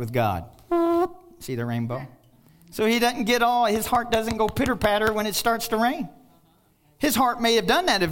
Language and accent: English; Kentucky, United States; I'm from Kentucky